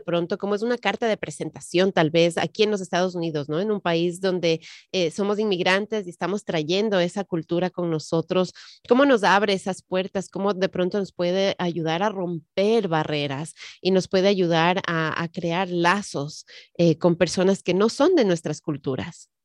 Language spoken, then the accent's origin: Spanish; Ecuador; now in United States; yo que crecí en el Ecuador